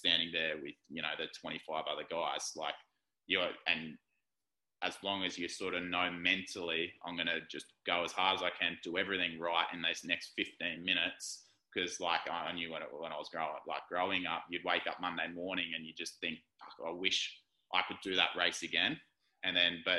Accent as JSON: {"language": "English", "town": "Gold Coast", "region": "Queensland", "country": "Australia", "tie": "born or raised there", "said": "I was born on the Gold Coast"}